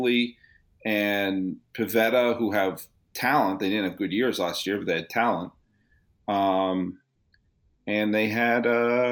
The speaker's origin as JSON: {"language": "English", "region": "New England", "country": "United States", "tie": "born or raised there", "also_born_or_lived": "Silicon Valley, California", "moved": "yes", "said": "I grew up in New England"}